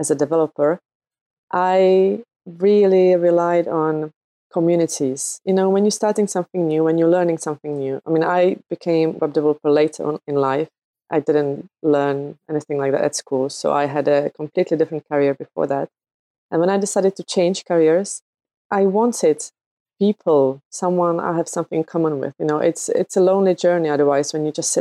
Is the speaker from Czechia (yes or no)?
yes; Czechia; now in United Kingdom; I live in the UK. I'm originally from the Czech Republic